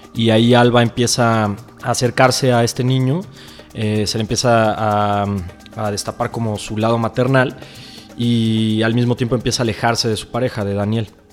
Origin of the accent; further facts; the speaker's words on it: Uruapan, Michoacán, Mexico; en Uruapan, Michoacán, eh, que es de donde, donde yo nací y crecí